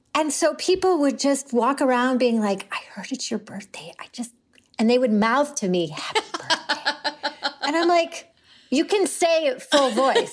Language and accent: English; Syracuse, New York, United States; I grew up in Syracuse